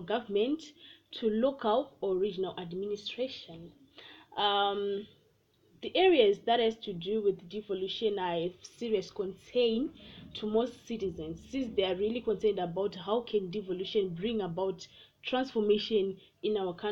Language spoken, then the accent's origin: English; Mashonaland West, Zimbabwe; I'm from Mashonaland West